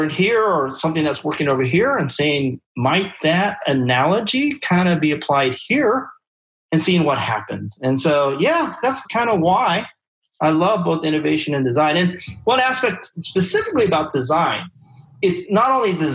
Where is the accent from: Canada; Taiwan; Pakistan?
Taiwan; moved away; I'm from Taiwan. I grew up there